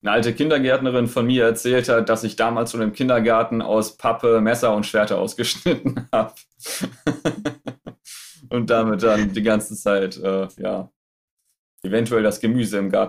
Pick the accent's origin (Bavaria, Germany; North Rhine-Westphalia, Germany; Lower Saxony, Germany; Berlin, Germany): Lower Saxony, Germany; Friesoythe; Ähm, also ursprünglich komme ich aus Friseute. Kennen wahrscheinlich die wenigsten.